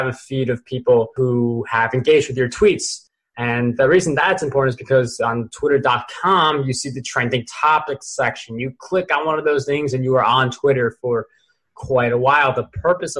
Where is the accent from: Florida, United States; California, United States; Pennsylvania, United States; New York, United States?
New York, United States; I'm a New Yorker